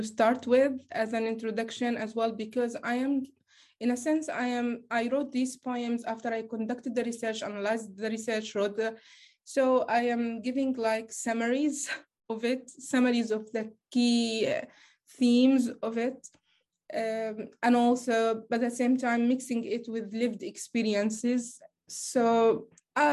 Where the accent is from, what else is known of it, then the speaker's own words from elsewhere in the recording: Gaza, Gaza Strip, Palestine; I'm a Palestinian from Gaza